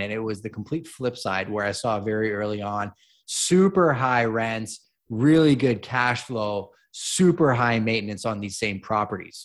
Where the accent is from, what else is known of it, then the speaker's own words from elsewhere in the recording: Montreal, Quebec, Canada; moved away as an adult; also born or lived in Toronto; now in London, Canada; I was actually born and raised in Montreal